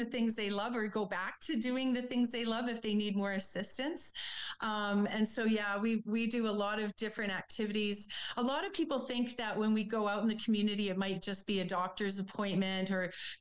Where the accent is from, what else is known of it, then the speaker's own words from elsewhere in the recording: Winnipeg, Manitoba, Canada; also born or lived in Lacombe, Alberta / Vancouver; now in Calgary, Canada; I grew up in Winnipeg